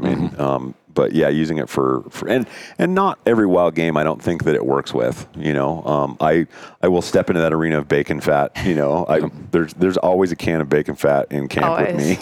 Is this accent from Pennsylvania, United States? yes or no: no; Montana, United States; now in Arizona, United States; I grew up here in Montana